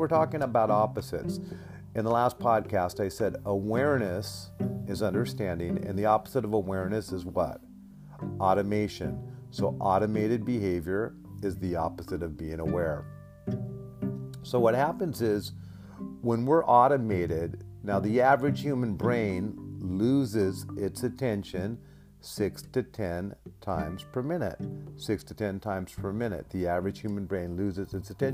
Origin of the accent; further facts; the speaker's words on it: Alaska, United States; I grew up in Alaska